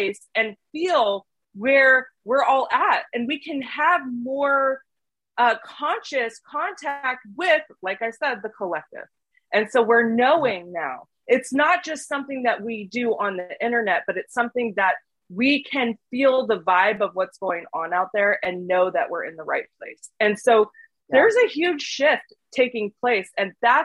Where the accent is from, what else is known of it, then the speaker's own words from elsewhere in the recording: Portland, Oregon, United States; I grew up in Portland, Oregon